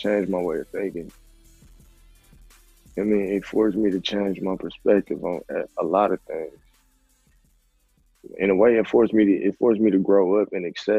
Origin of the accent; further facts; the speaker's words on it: Milwaukee, Wisconsin, United States; moved away as an adult; now in Georgia, United States; I'm from Wisconsin. And I moved down here to Georgia